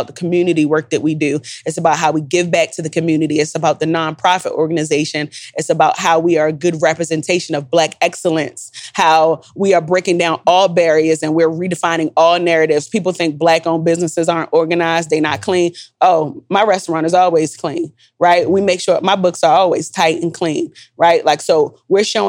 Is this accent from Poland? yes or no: no; Jamaica; I'm Jamaican